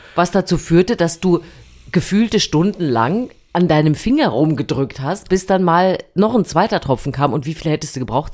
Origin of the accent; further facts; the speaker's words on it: East Germany, Germany; ich habe natürlich, wie du weißt, an der Bummi-Spartakiade damals teilgenommen